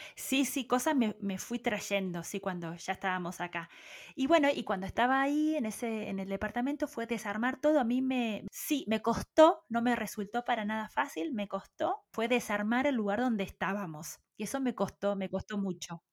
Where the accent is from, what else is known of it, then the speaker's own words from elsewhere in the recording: Puan, Buenos Aires Province, Argentina; moved away as an adult; also born or lived in Carhué / Bahía Blanca; si bien nací en Puan, crecí hasta los ocho años en otro pequeño pueblo que se llama Carué. de Carué nos fuimos a vivir nuevamente a Puan